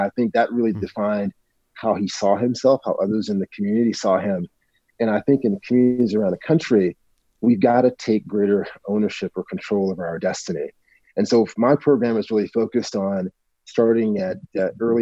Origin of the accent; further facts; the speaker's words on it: Northern Mississippi, United States; I'm from, you know, I'm from Northern Mississippi